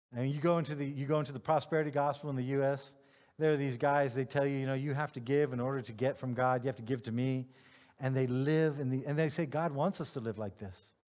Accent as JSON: {"language": "English", "country": "United States", "moved": "yes", "lives_now": "Germany", "said": "I'm a white American male"}